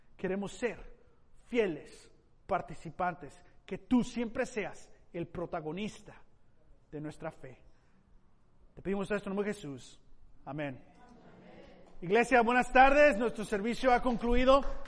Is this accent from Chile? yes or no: no; Mexico; Como mexicano, Padre, me siento ah, entusiasmado en las posibilidades de, de cambio en la cultura mexicana